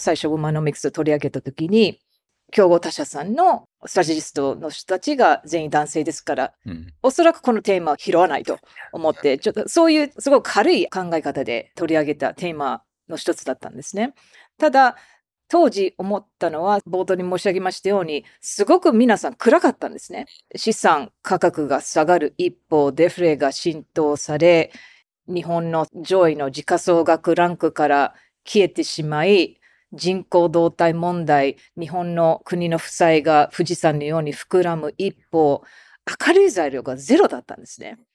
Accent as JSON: {"language": "Japanese", "country": "United States", "moved": "yes", "lives_now": "Japan", "said": "常にまあアメリカ人ですから"}